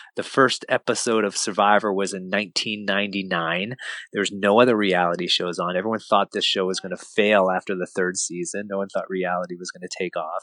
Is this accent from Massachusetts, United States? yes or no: yes; Lexington, Massachusetts, United States; we felt completely alone as a family growing up in Lexington, Massachusetts